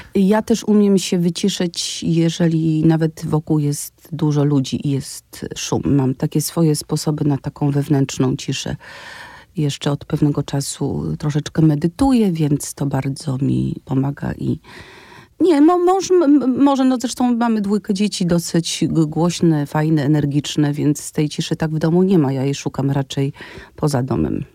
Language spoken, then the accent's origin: Polish; Wadowice, Lesser Poland, Poland; moved away as an adult; also born or lived in Kraków; ja mieszkam w Wadowicach